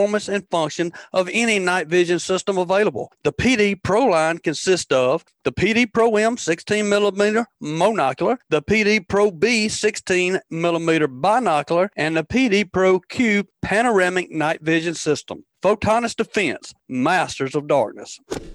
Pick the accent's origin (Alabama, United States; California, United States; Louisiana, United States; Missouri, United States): Alabama, United States; Tombigbee River and Black Warrior River; I grew up jug fishing on the Tombigbee River and the Black Warrior